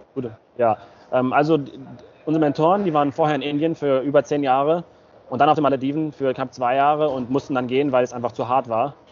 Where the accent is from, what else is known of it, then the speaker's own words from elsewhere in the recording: Bad Oeynhausen, North Rhine-Westphalia, Germany; moved away; wir kommen ursprünglich aus Bad Oeynhausen. Das ist in der Nähe von Hannover, eine knappe Stunde von Hannover entfernt. Ähm, genau, unsere Eltern kommen, meine Eltern aus Kasachstan, und die Eltern meiner Frau aus Russland, aber ich bin in Deutschland geboren